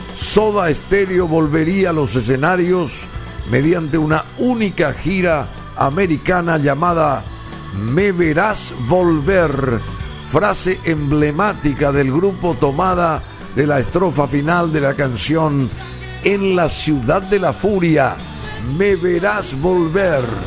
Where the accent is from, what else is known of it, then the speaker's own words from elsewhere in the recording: Paraguay; en nuestras tierras